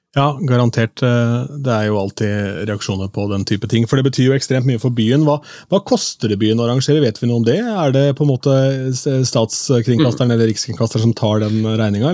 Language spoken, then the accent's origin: Norwegian; Askim, Østfold, Norway; min hjemby Askim